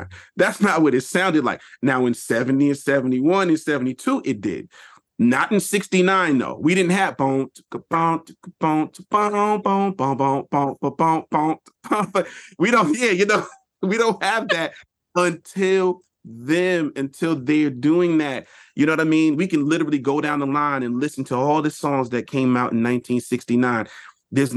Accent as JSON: {"language": "English", "region": "New York", "country": "United States", "said": "as a New Yorker"}